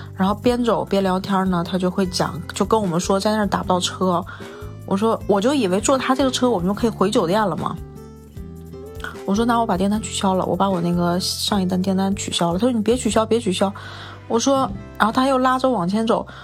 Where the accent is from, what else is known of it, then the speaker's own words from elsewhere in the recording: northern China, China; now in Beijing, China; 我是一个北方人